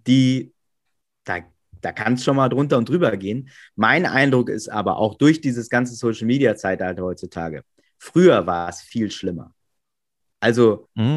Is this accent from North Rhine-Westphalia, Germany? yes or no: yes; Coesfeld district, Münsterland, North Rhine-Westphalia, Germany; moved away as an adult; now in Hamburg, Germany; ich bin 1979 äh, in Münster geboren, ganz äh, klassisch. Mhm. Und habe dann auch äh, meine ersten zwei Lebensjahre da gelebt und dann sind wir in so ein kleines Dörfchen, so, so Richtung Kreis Coesfeld, immer noch Münsterland. Ähm, genau, und da habe ich quasi meine ganze Kindheit und Jugend verbracht.